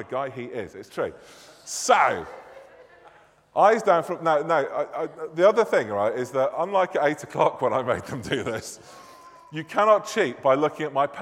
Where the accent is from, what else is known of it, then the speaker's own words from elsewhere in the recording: Manchester, North West England, United Kingdom; accent: northern; moved away; I am indeed from God's second city, Manchester